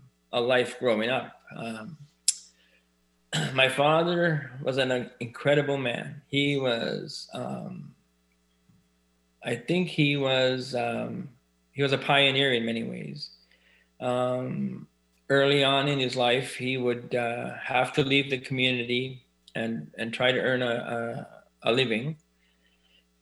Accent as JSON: {"language": "English", "area": "Elsipogtog", "region": "New Brunswick", "country": "Canada", "tie": "born or raised there", "said": "I was born and raised in Osibuktuk, which is formerly known as Big Cove. It's a First Nations community"}